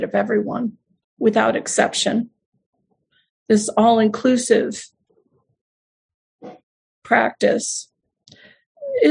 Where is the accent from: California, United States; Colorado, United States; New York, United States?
New York, United States; Buffalo; not far from where I was born in Buffalo, New York.